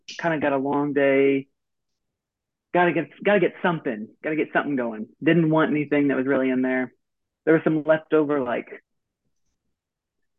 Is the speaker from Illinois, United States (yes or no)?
no; Texas, United States; I'm from Texas